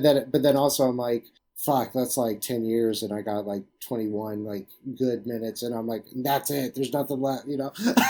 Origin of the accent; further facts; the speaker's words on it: Jacksonville, Florida, United States; I'm from Jacksonville, Florida